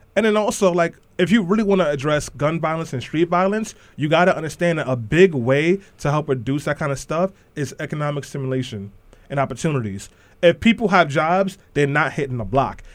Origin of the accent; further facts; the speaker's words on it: New York City, New York, United States; I'm from East New York, Brooklyn